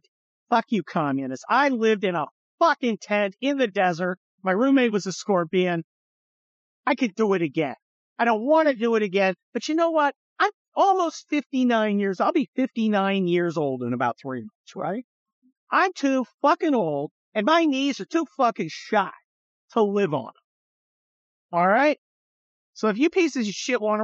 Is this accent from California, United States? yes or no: yes; California, United States; growing up in the California